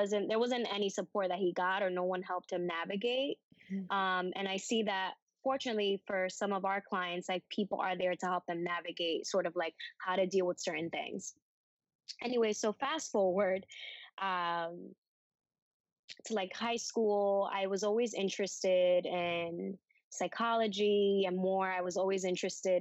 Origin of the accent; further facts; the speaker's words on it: New York City, New York, United States; also born or lived in Dominican Republic / South Bronx; I grew up in on Amsterdam Avenue on 107